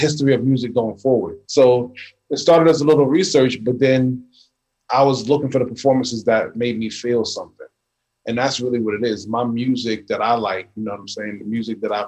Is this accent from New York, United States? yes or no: yes; New York City, New York, United States; I'm a kid that grew up in the 80s in New York with the hip hop